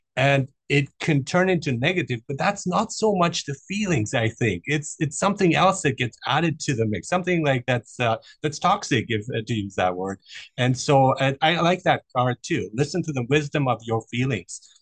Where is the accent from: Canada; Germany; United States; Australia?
Germany; moved away; I grew up in Germany